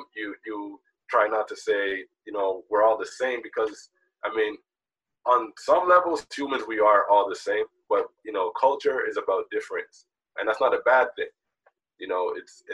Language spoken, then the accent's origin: English; Toronto, Ontario, Canada; also born or lived in Jamaica; I was born in Jamaica, but I came to Toronto when I was 2 years old.